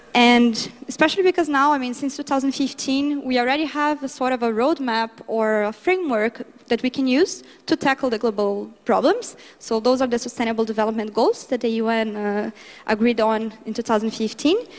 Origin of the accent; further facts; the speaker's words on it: Brazil; my home country, Brazil